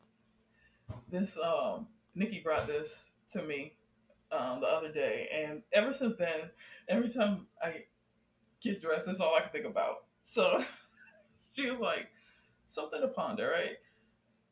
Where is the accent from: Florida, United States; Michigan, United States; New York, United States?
Florida, United States; Miami; I'm from Dade County 305